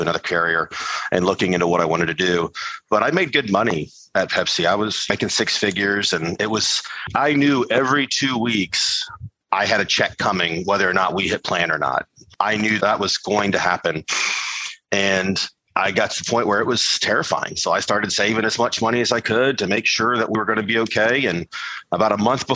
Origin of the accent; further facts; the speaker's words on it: Charleston, South Carolina, United States; growing up in Charleston, South Carolina